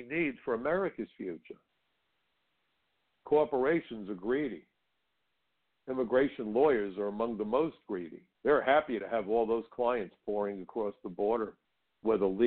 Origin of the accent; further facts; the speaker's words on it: New York City, New York, United States; I come from Brooklyn, and where I come from, we already have a name for the world's best and brightest, folks.